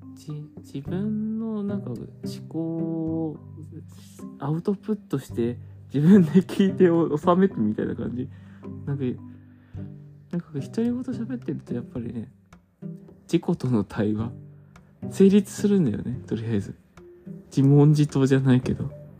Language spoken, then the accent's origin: Japanese; Hokkaido, Japan; 北海道出身です